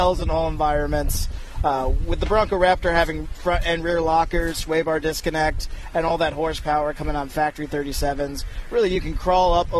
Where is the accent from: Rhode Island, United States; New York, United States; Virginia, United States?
New York, United States; upstate; I grew up off-roading in upstate New York